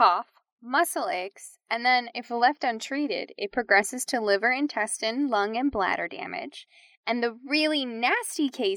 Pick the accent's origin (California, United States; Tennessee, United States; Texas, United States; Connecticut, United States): Tennessee, United States; accent: Tennessee; an exaggerated version of my Tennessee accent.